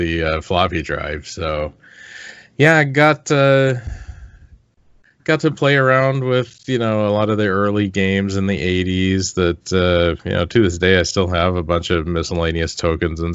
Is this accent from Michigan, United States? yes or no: no; Olympic Peninsula, Washington, United States; I grew up in the Seattle area, kind of the suburbs, or more the rural, the what's called the Olympic Peninsula of Washington State